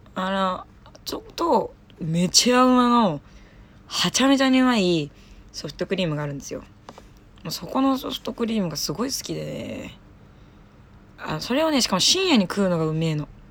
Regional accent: Saitama, Japan; now in Tokyo, Japan; 埼玉出身なんですけど

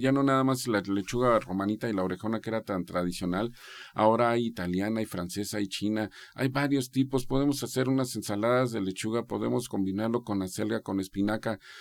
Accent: Mexico; nosotros como mexicanos estamos tan acostumbrados a comer

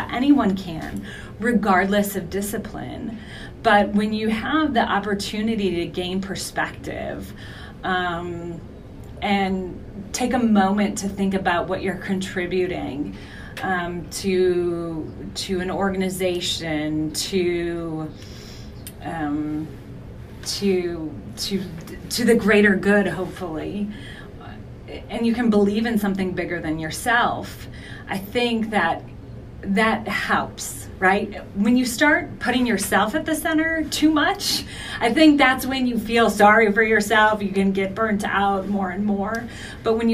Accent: Milwaukee, Wisconsin, United States; moved away; I'm from Milwaukee originally, as you know, I haven't lived there in over 20 years, but I oftentimes lean into my Midwesternness

